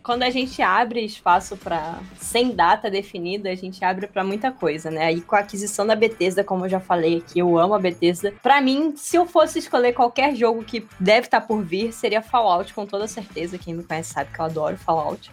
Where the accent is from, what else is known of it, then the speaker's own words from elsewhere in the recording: Rio de Janeiro, Brazil; eu sou do Rio de Janeiro